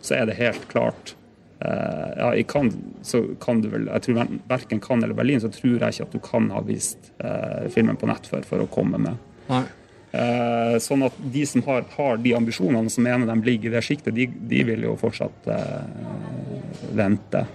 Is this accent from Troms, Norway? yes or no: yes; Tromsø, Troms, Norway; nå er jeg fra Tromsø